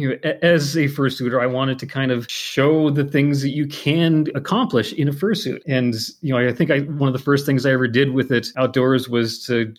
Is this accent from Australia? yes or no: no; Montana, United States; Growing up in Montana